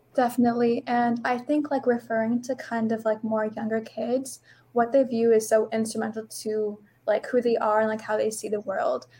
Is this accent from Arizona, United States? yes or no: yes; Chandler, Arizona, United States; I am 16 from Chandler, Arizona